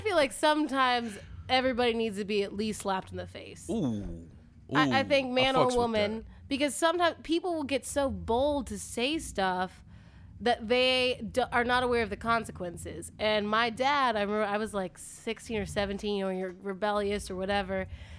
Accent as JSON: {"language": "English", "region": "the South", "country": "United States", "accent": "Southern", "said": "I used to have a Southern accent. I just lost it."}